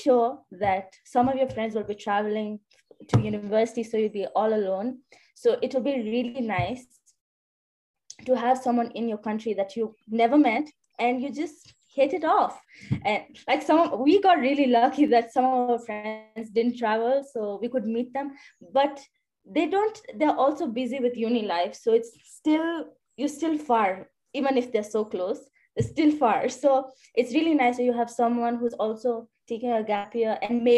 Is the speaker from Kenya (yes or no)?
yes; Kenya; I'm from Kenya